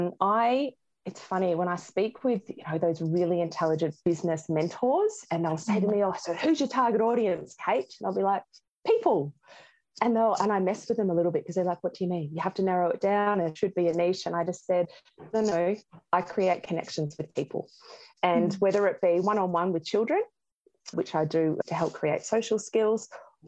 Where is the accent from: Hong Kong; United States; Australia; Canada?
Australia; Geelong, Victoria; I'm from Geelong